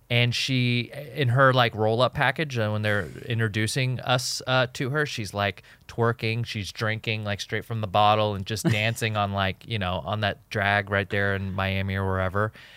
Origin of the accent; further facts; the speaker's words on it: Jordan; moved away; also born or lived in Egypt; I was born in Jordan. I'm a Jordanian citizen